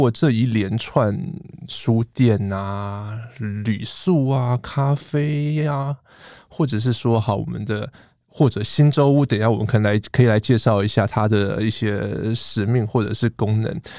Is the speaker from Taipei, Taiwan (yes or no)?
yes; Taipei, Taiwan; 哎、欸，我台北人，我也是啊。